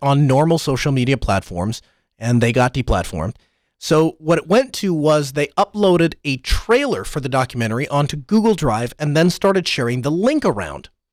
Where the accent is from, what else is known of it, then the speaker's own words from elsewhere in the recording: North Dakota, United States; North Dakota in, in my home state